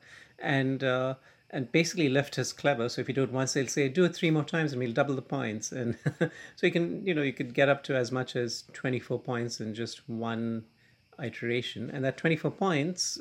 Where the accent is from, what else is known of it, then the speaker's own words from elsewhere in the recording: India; now in New York City, United States; I grew up in India